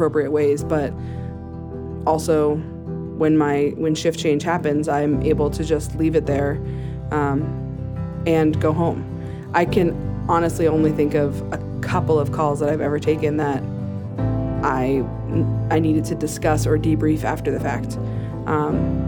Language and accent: English; New Hampshire, United States; moved away as an adult; now in Greeley, United States; I grew up in New England, in New Hampshire